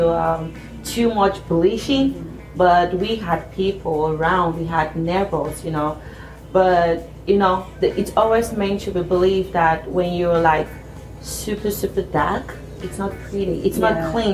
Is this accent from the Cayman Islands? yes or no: no; Cameroon; from Cameroon